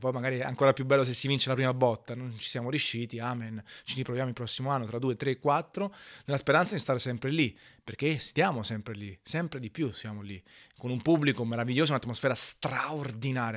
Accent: Naples, Campania, Italy; moved away as an adult; Io sono napoletano al 100%

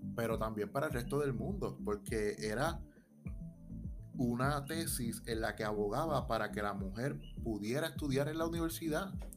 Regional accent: Puerto Rico; como puertorriqueños

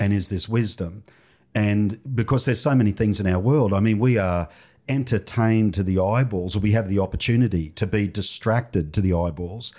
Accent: Toowoomba, Queensland, Australia; came back to Toowoomba

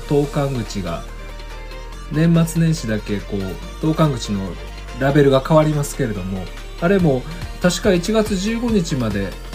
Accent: Kansai, Japan; 私が生まれ育った関西では

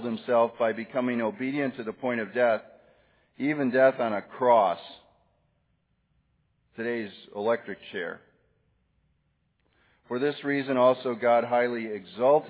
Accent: Wisconsin, United States; now in Tallahassee, United States; I'm from Wisconsin

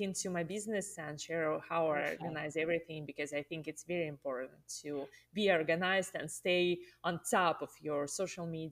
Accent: Russia; English is a second language; moved away as an adult; now in United States; I'm originally from Russia, and I moved to the States in 2014

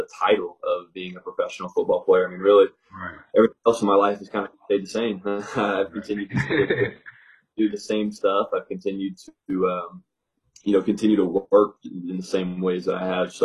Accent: Indianapolis, Indiana, United States; I'm from Indianapolis, so I grew up envisioning myself playing in the Big Ten

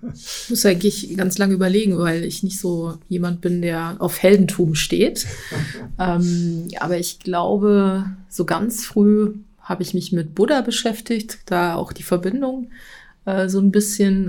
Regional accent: Thuringia, Germany; moved away as an adult; now in Dierberg, Germany; ich bin eigentlich äh, aus Thüringen ähm, und ich bin erst vor drei Jahren nach Dierberg gezogen

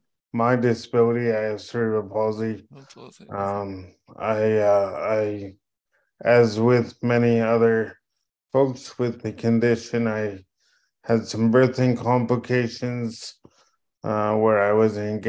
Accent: Edmonton, Alberta, Canada; I am born and raised in Edmonton

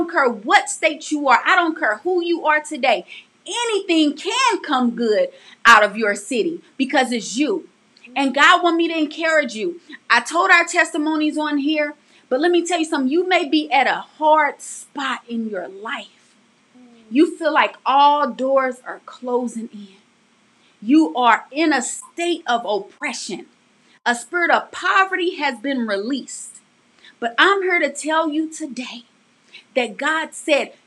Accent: St. Louis, Missouri, United States; growing up in St. Louis, we experienced so much. I mean, the poverty was real.

